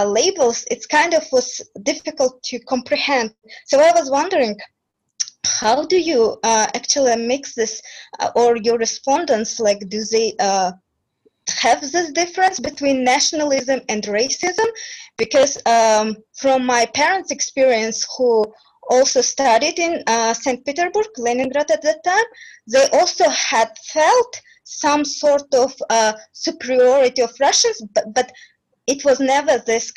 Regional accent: Uzbekistan; I'm from Uzbekistan as well

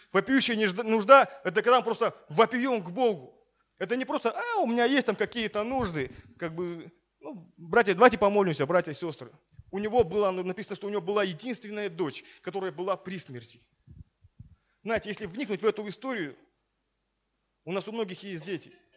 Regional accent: Siberia, Russia; now in Sochi, Russia; у нас в Сибири, откуда я родом

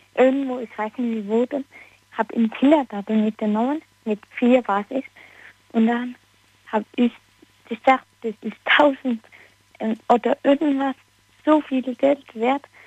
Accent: Annweiler, Rhineland-Palatinate, Germany

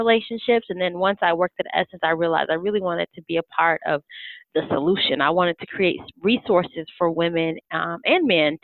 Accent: Atlanta, Georgia, United States; moved away as an adult; also born or lived in Washington, D.C.; I'm from Atlanta

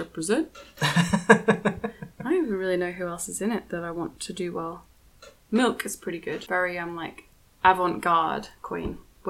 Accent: Melbourne, Victoria, Australia; we're from Melbourne.

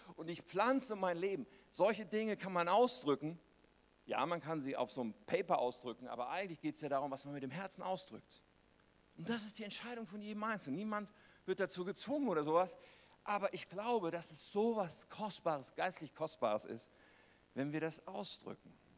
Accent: Germany; als Deutsche

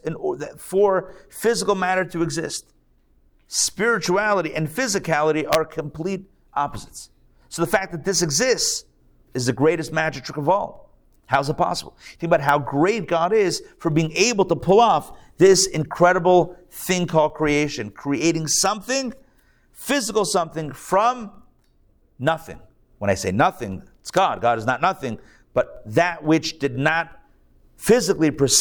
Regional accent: Pittsburgh, Pennsylvania, United States; now in Atlanta, United States; I'm from Pittsburgh. I'm a Steelers fan.

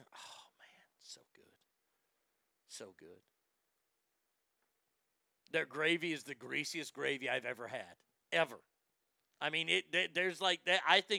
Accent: the American South, United States; as a Southerner

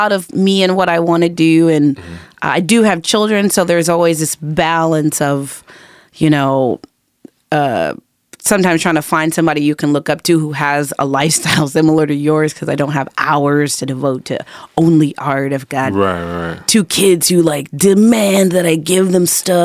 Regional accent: La Puente, California, United States; moved away as an adult; also born or lived in Los Angeles / Long Beach / Tarzana; now in Houston, United States; La Puente is where I was born, it's where I was raised.

